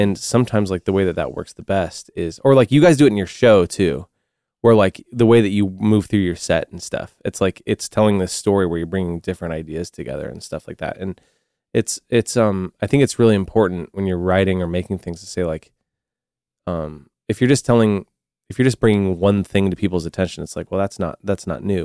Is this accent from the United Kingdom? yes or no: no; the Northwest, Pacific Northwest, United States; growing up in the Northwest